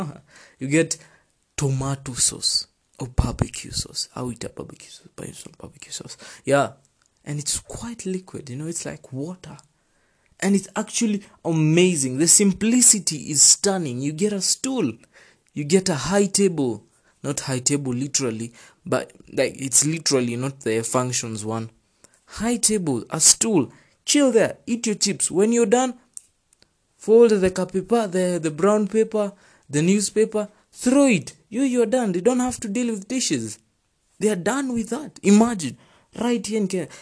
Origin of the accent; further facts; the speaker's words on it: Kenya; I'm from Kenya